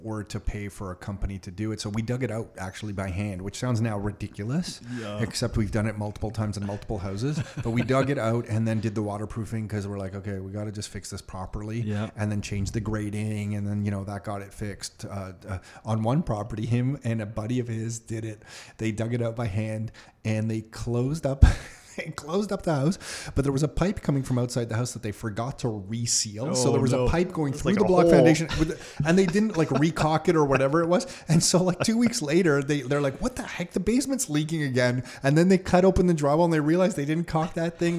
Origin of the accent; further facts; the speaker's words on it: Mississauga, Ontario, Canada; my home growing up in Mississauga